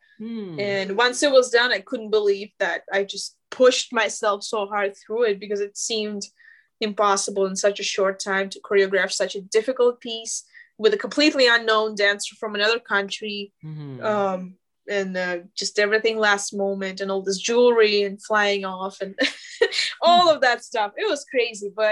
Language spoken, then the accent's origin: English; Moscow, Russia; now in Los Angeles, United States; I'm from Russia